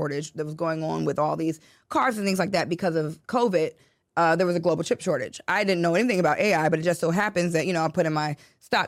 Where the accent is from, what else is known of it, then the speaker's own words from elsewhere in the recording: Chicago, Illinois, United States; I grew up in Chicago